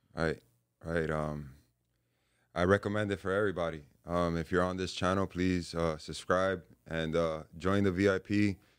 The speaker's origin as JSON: {"language": "English", "town": "Hialeah", "region": "Florida", "country": "United States", "tie": "born or raised there", "said": "I was born in, uh, Hialeah, Florida"}